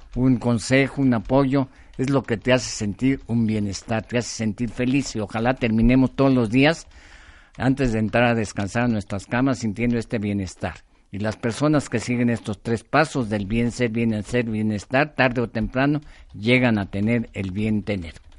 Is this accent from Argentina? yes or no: no; Mexico